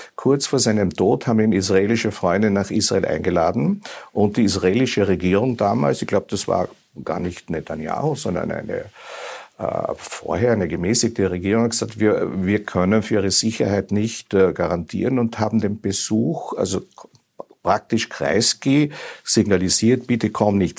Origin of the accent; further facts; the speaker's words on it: Austria; als Österreicher